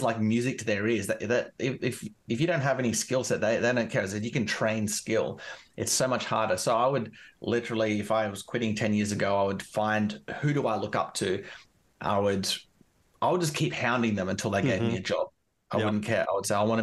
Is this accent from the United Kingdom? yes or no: no; Canberra, Australian Capital Territory, Australia; where I'm from Canberra